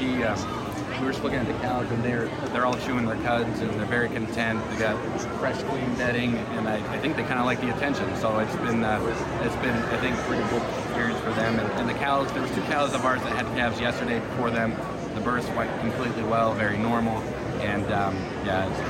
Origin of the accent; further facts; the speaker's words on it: Juniata County, central Pennsylvania, United States; I'm from Juniata County, which is in central Pennsylvania here.